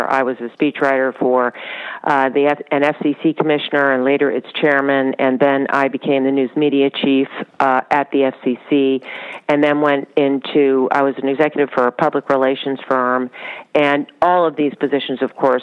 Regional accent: Washington, District of Columbia, United States; also born or lived in Charlottesville, Virginia; We were living in Washington, D.C., so I grew up in Washington, D.C.

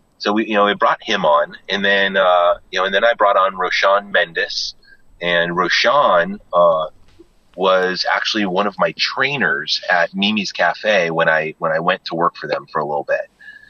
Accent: Jackson, Wyoming, United States; growing up in Jackson Hole during the summers and some of the winters, you know, like there was just this, like, this great sense of community, in Jackson.

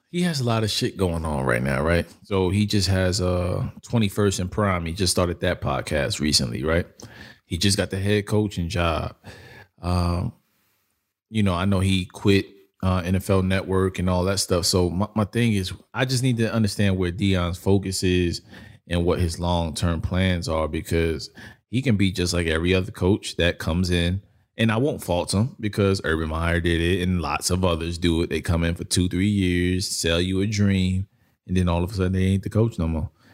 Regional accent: New York, United States; I come from New York

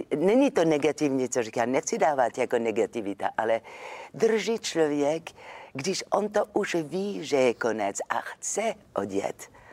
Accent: Marseille, Provence-Alpes-Côte d'Azur, France; Czech is a second language; moved away as an adult; now in Czech Republic; já jsem jako z Marseille, tak my jsme takové temperamentní

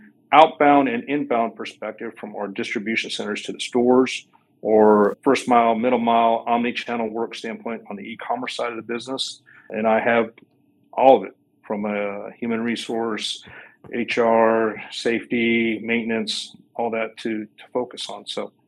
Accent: Nebraska, United States; moved away as an adult; now in Arkansas, United States; So I'm down here in Arkansas right now, but I'm a native Nebraskan. And I grew up in Nebraska, grew up in a small town.

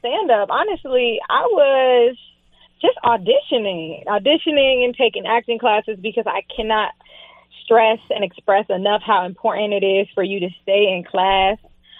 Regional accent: West Palm Beach, Florida, United States; You know, I grew up in South Florida. I lived in West Palm. And I lived in the hood.

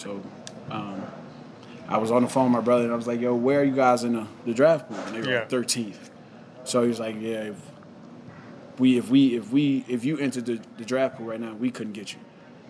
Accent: United States; moved away as an adult; also born or lived in Italy; growing up in America

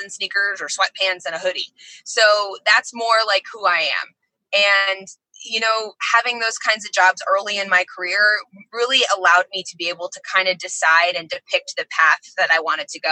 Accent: DeLand, Florida, United States; I grew up in Central Florida

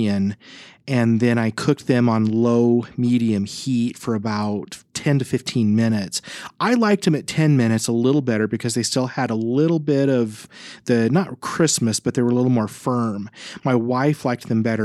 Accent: Davis County, Utah, United States; also born or lived in Hyrum, Utah; now in Santaquin, United States; when I grew up in the Davis County area, we had sandy soil

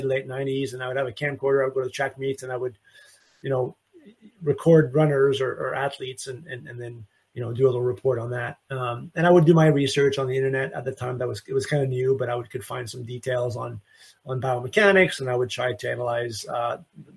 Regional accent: Canada; now in Memphis, United States; I'm from Canada

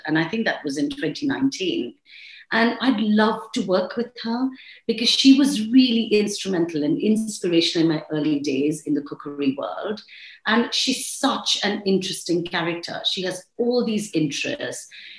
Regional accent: India; accent: Indian; You know, I sort of came in with my Indian accent, and I see that really changing.

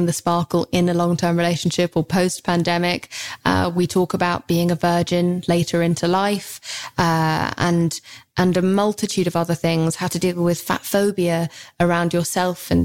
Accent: England, United Kingdom; I'm so English

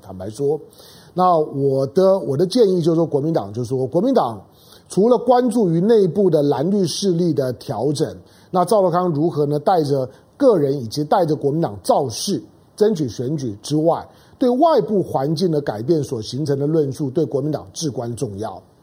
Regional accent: Taiwan; 我身为一个台湾人

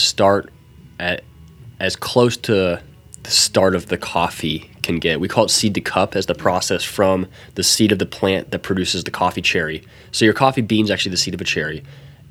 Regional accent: Arizona, United States; I was born and raised in Arizona

